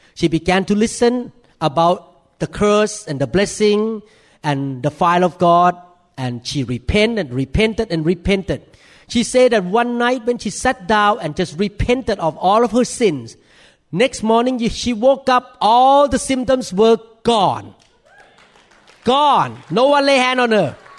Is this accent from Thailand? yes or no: yes; Thailand; accent: thick accent; English is a second language; moved away as an adult; now in United States; in America as a Thai man